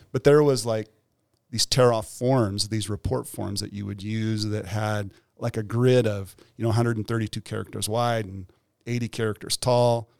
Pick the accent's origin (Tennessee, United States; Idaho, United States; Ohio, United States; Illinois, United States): Idaho, United States; Weiser; My mom worked at the local grocery store in Weezer.